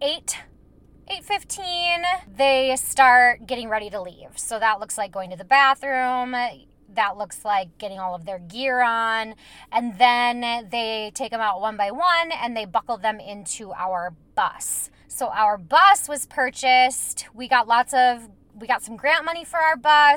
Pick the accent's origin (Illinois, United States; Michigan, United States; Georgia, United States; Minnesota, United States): Minnesota, United States; I'm from Minnesota